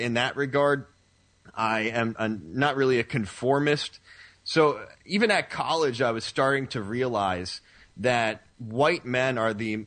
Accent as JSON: {"language": "English", "region": "the Northeast of the United States", "country": "United States", "tie": "born or raised there", "said": "I grew up in the Northeast for the most part of the United States"}